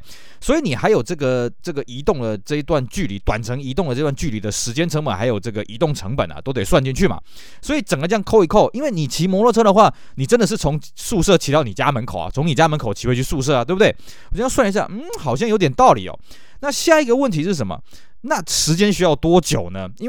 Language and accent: Chinese; Tainan, Taiwan; moved away as an adult; also born or lived in Taipei; 我老家是在台南，那我大学呢是在台北就读的。